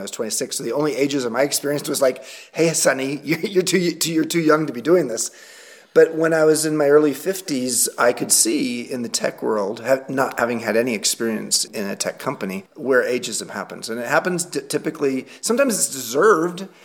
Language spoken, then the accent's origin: English; Long Beach, California, United States; born or raised there; moved away as an adult; now in Galisteo, United States